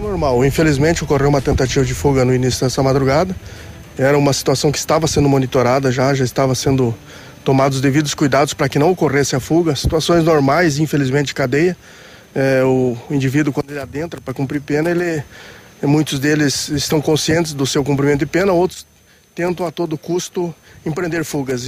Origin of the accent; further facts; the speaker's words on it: Francisco Beltrão, Paraná, Brazil; eu sou natural aqui do Sudoeste, sou de Francisco Beltrão